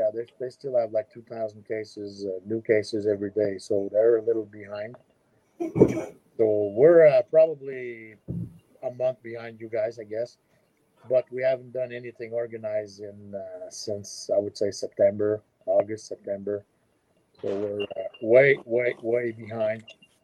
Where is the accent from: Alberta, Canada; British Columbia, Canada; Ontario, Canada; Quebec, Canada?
Quebec, Canada; I'm from Quebec, the French part.